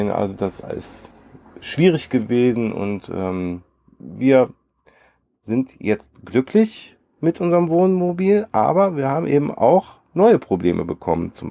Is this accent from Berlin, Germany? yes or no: no; Cologne, North Rhine-Westphalia, Germany; Wir kommen halt aus Köln, da bist du irgendwie, das ist so gar nichts. Da ist halt nichts.